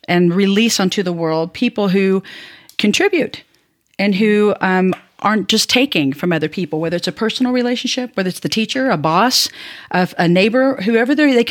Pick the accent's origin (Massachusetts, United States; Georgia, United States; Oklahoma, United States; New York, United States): Oklahoma, United States; I'm a Heinz 57, and I come from Oklahoma, and I bring a Southern mom's mentality into the room